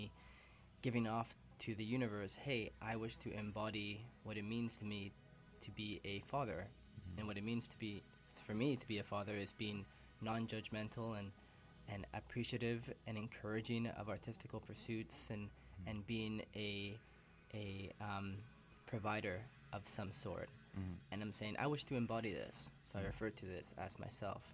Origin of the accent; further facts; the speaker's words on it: Calgary, Alberta, Canada; also born or lived in Toronto / Peru; now in Vancouver, Canada; I was born in Toronto, raised in Calgary